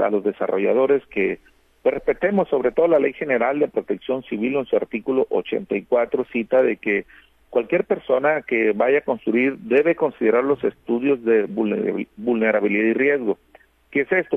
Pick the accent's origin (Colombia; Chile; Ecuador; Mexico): Mexico; Navolato, Sinaloa; yo soy de, de Nabolato